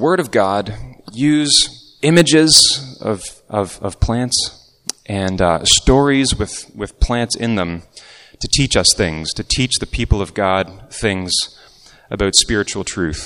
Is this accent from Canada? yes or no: yes; Markham, Ontario, Canada; I was growing up in Markham